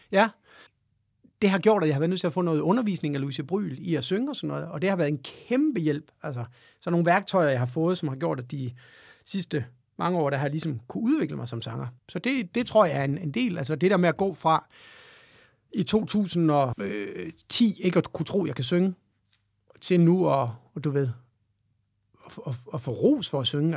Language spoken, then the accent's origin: Danish; Aarhus, Central Denmark Region, Denmark; jeg kommer fra Aarhus jo, i Høj